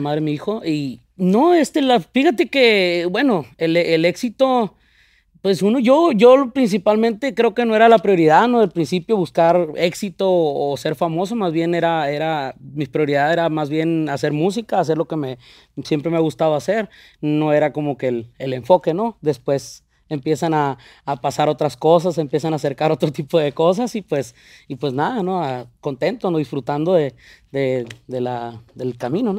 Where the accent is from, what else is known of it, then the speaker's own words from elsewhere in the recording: Sinaloa, Mexico; now in Los Angeles, United States; Me llevan a los tres años a, a, Sinaloa, donde son mis padres